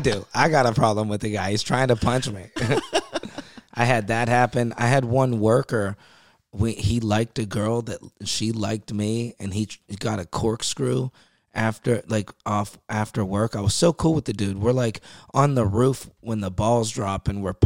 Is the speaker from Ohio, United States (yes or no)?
yes; Youngstown, Ohio, United States; this guy from my hometown, Youngstown